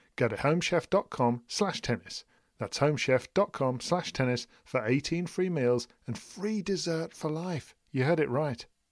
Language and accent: English; United Kingdom; as a British person